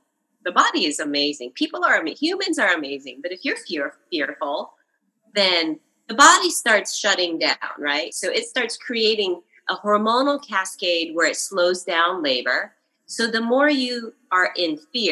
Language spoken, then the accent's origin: English; Japan; I grew up in Japan